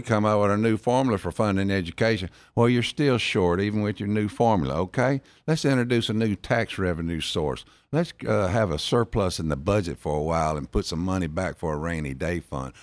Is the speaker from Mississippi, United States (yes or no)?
yes; Jackson, Mississippi, United States; accent: South Jackson drawl; also born or lived in Florence, Mississippi / Biloxi, Mississippi; I was born in South Jackson, then moved to Florence, Mississippi, in Rankin County